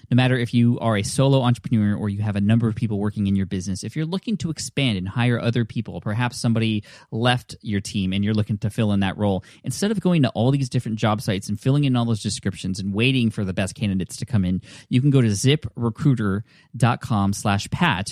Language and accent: English; Nepal; I'm from Nepal